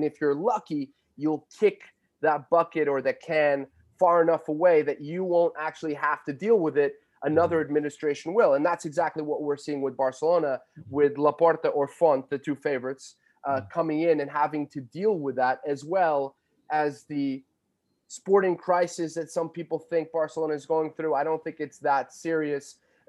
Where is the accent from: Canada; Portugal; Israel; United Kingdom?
Portugal; It's only afterwards that people realize that I'm Portuguese. So they give me a little bit more license.